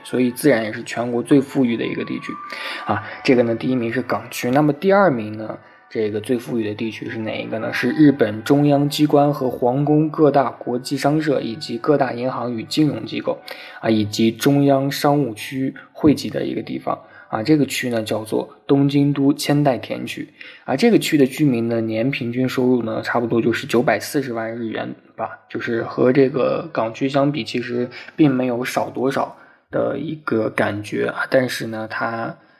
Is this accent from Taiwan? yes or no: no; China; 我也是从农村里出来的